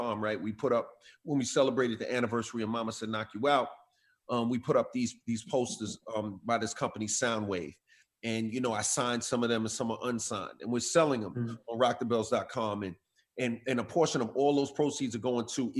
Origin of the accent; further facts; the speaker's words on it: New York City, New York, United States; growing up in Queens